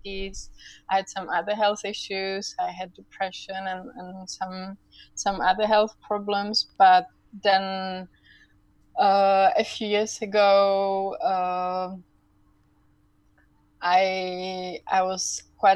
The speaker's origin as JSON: {"language": "English", "country": "Czechia", "moved": "as an adult", "said": "I'm actually from the Czech Republic, so after I came back to the Czech Republic now almost 6 years ago"}